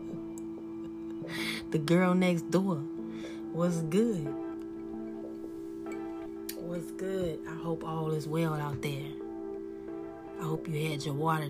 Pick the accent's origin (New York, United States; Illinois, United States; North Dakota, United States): Illinois, United States; Chicago; also born or lived in the South (US); I am a young grown woman that grew up in the hood of Chicago, a bougie hood at that, a Navy baby. So I was born in the South and grew up in the city.